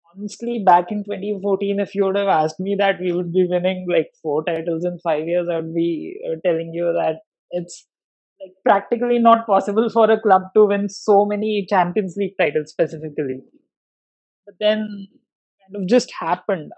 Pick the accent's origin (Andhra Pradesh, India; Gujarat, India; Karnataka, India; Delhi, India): Delhi, India; I'm from Delhi